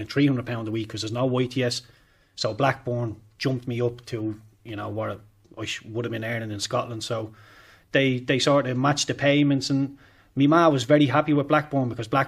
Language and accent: English; Dublin, Leinster, Ireland; also born or lived in East Wall, Dublin / Ringsend, Dublin; I'm from Sherda Street. I was raised in Sherda Street. I spent an awful lot of time in Ringsend down with my nanny as well.